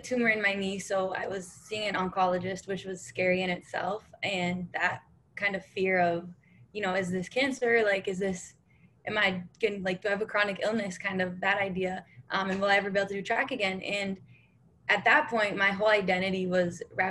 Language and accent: English; Canada; moved away; also born or lived in India / Nebraska; it does start with being Canadian, where I grew up